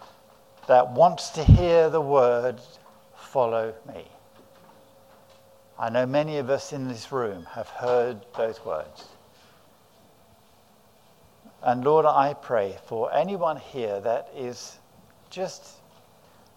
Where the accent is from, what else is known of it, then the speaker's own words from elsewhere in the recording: South of England, United Kingdom; also born or lived in Guadalajara, Mexico; I come from south of England